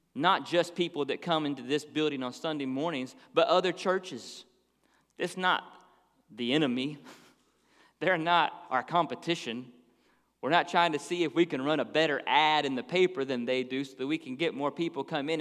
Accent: Dallas, Texas, United States; moved away as an adult; now in Florida, United States; We grew up in Dallas, Texas. So we lived there for twenty-something years

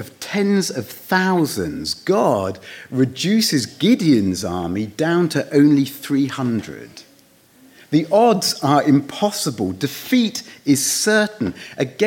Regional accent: United Kingdom; moved away

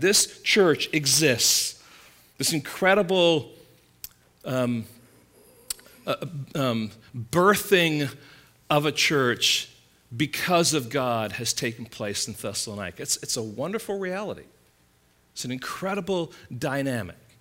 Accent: England, United Kingdom; now in California, United States; growing up in England

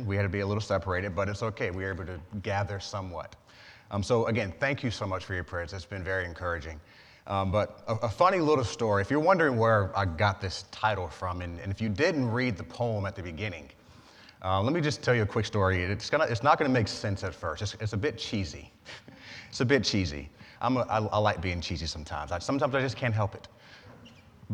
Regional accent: Georgia, United States; moved away; I'm from Georgia

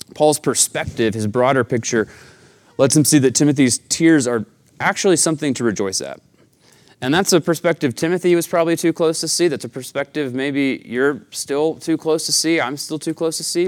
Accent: Chattanooga, Tennessee, United States; now in Tucson, United States; I'm from the Southeast, uh, Chattanooga, Tennessee

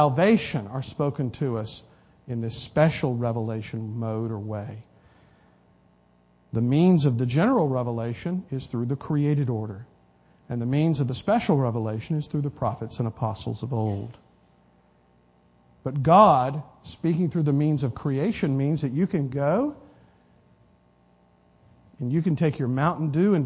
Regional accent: South Carolina, United States; when I was growing up in South Carolina

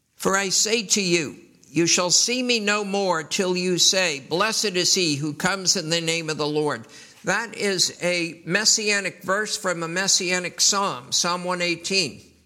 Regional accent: New York City, New York, United States; I was raised in New York City

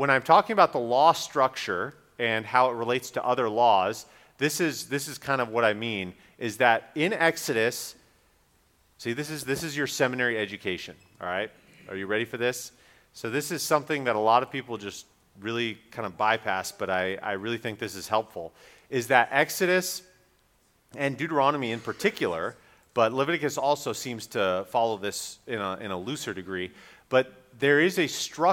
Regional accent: Raleigh, North Carolina, United States; my hometown of Raleigh

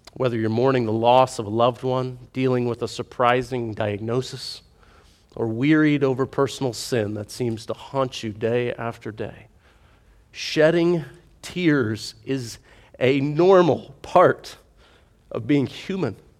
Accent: United States; as an American

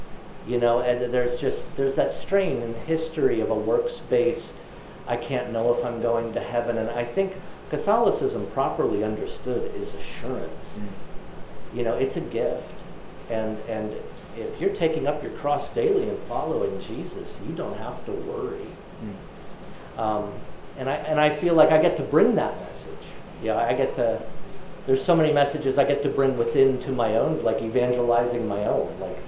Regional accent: Texas, United States; And as a Texan Baptist, the emphasis I always saw was you don't need a mediator, you take your sins straight to God.

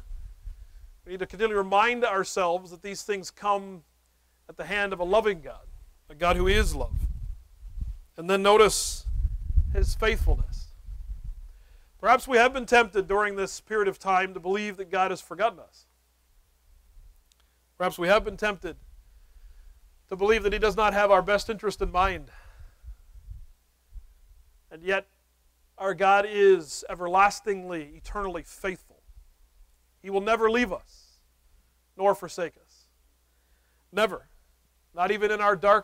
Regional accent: United States; as American, North American evangelicals

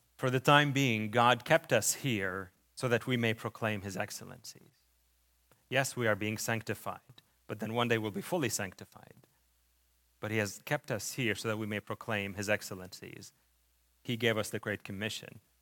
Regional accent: Lebanon; moved away; When I was still a child, we were displaced during the war in Lebanon. This is where my, where the accent coming from

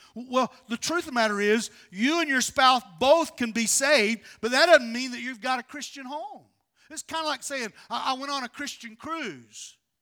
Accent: West Virginia, United States; moved away as an adult; now in North Carolina, United States; I'm from West Virginia. I'm a hillbilly

